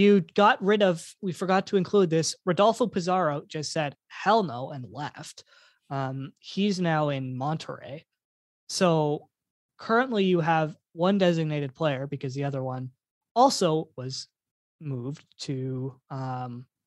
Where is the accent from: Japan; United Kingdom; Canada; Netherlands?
Canada; As a Canadian